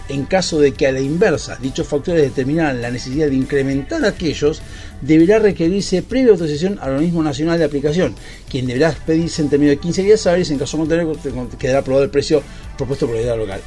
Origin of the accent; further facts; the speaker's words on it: Argentina; como ciudadanos argentinos